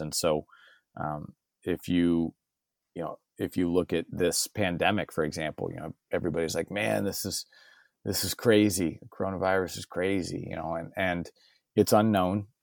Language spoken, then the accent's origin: English; San Diego, California, United States; I was born and raised in San Diego, California, uh, proudly